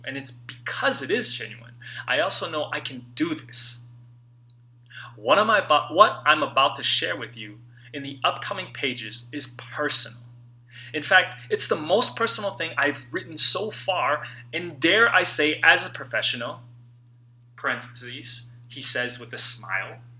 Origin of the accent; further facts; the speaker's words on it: St. Louis Park, Minnesota, United States; now in Los Angeles, United States; I was back in my hometown for the holidays, sitting at a table at Supermoon Buffet, an Asian, mostly Chinese food buffet in St. Louis Park, Minnesota.